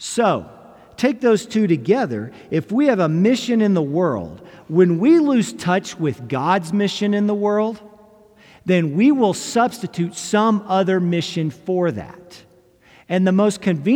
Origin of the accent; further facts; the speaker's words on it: United States; as an American